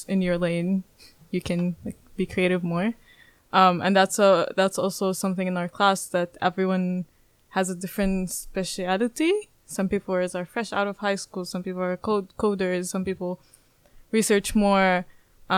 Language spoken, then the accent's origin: English; Palestine; moved away as an adult; now in The Hague, Netherlands; I'm from Palestine